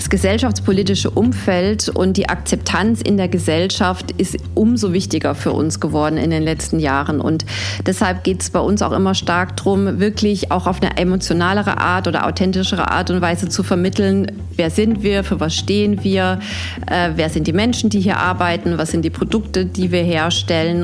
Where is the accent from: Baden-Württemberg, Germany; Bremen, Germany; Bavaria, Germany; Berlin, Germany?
Baden-Württemberg, Germany; Heilbronn; moved away; also born or lived in Basel, Switzerland / Mannheim; Also ich bin in der Schweiz geboren, in Basel mhm. und im Kindergartenalter dann nach Heilbronn gezogen mit meinen Eltern. Das heißt, ich habe die Schulzeit in Heilbronn gebracht, äh, verbracht.